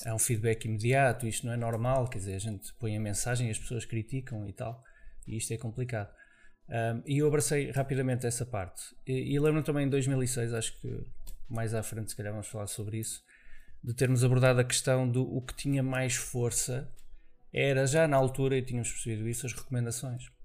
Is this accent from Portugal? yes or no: yes; Viana do Castelo, Norte, Portugal; moved away as an adult; also born or lived in Mozambique / Vila Real / Lisbon; vim para Portugal com 5 anos de idade. Uh, vim para Viana do Castelo, portanto, onde passei lá a minha infância toda.